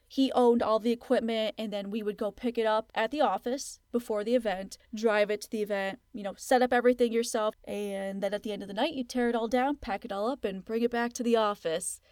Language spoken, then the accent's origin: English; Plattsburgh, New York, United States; I ended up going back to school in my hometown of Plattsburgh, New York